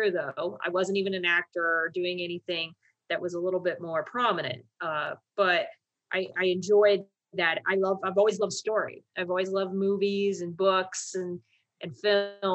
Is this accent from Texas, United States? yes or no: no; Columbus, Ohio, United States; moved away as an adult; I'm actually from Columbus, Ohio. It's a state in the Midwest portion of the United States. And in Columbus, Ohio, military service is not something that the kids grow up thinking they're going